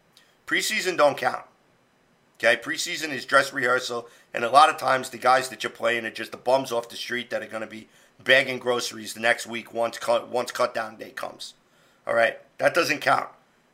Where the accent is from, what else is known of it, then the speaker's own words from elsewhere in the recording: New York City, New York, United States; moved away; I'm from the Bronx, well, next section of the Bronx.